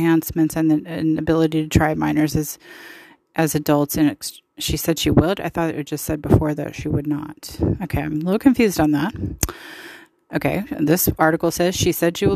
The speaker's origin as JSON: {"language": "English", "town": "San Francisco", "region": "California", "country": "United States", "tie": "born or raised there", "said": "I definitely did mine in 1983 in Rivendell Middle School in 46th and Irving Street in the Outer Sunset"}